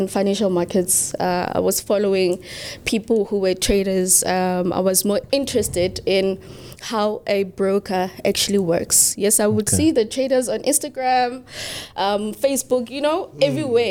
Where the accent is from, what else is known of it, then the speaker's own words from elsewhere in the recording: QwaQwa, Free State, South Africa; I was born and bred in Gwagwa, Free State. It's a very cold town.